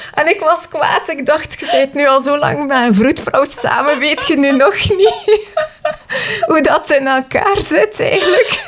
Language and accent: Dutch; Wetteren, Flanders, Belgium; wij zijn van Wetteren